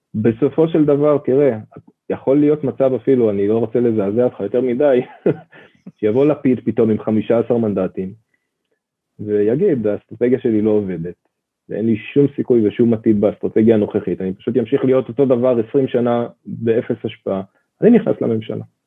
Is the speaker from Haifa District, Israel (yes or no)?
no; Ra'anana, Central District, Israel; אני גדלתי במעוזים של המעוזים, כן, ברעננה